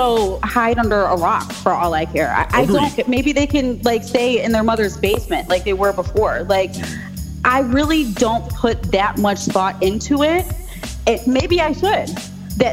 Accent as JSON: {"language": "English", "town": "Pittsburgh", "region": "Pennsylvania", "country": "United States", "tie": "born or raised there", "also_born_or_lived": "Buffalo, New York", "said": "I grew up in the west side of Pittsburgh. I went to Langley High School."}